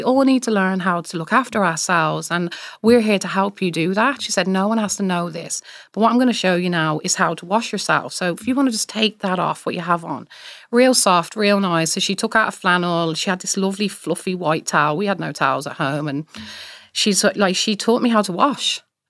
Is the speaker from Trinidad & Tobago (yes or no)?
no; Ireland; I'm from Ireland as well.